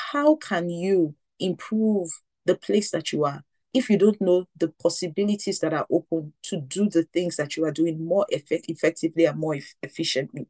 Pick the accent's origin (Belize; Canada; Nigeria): Nigeria; growing up in Nigeria